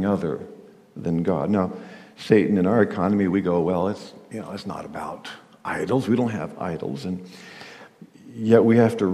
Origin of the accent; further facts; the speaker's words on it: Kansas, United States; Growing up in Kansas on a farm